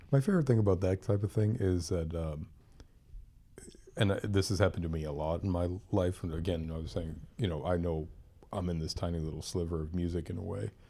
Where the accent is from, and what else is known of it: Lynn, Massachusetts, United States; born or raised there; also born or lived in Pennsylvania